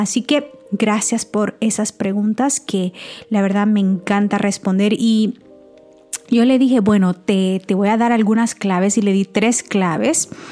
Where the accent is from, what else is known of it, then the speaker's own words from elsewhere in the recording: El Salvador; moved away; todavía estaba en mi país, en El Salvador